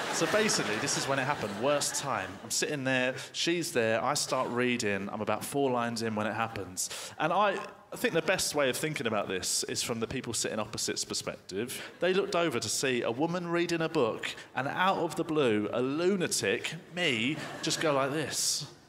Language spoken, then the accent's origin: English; United Kingdom; I'm British